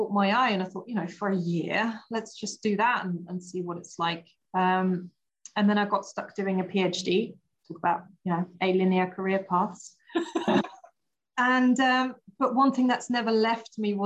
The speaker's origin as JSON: {"language": "English", "country": "Austria", "tie": "born or raised there", "also_born_or_lived": "Portsmouth", "second_language": "English", "moved": "as an adult", "lives_now": "United Kingdom", "said": "born and raised in Austria, went to design university over there"}